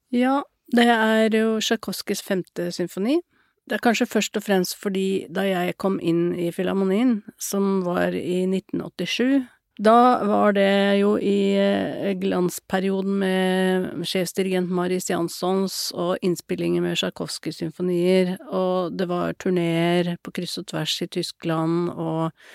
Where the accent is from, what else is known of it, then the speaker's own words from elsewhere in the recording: Lillehammer, Innlandet, Norway; moved away as an adult; now in Oslo, Norway; Jeg kommer opprinnelig fra Lillehammer, men flytta derfra da jeg var 19 år.